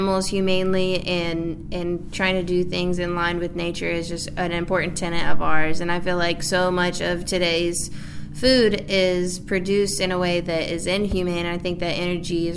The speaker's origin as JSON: {"language": "English", "town": "Maryville", "region": "Tennessee", "country": "United States", "tie": "born or raised there", "also_born_or_lived": "Walland, Tennessee", "said": "I was born and raised in Maryville, Tennessee"}